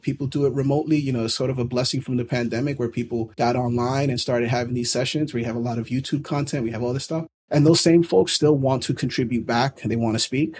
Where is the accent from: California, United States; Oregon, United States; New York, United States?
New York, United States; New York City; born and raised in New York City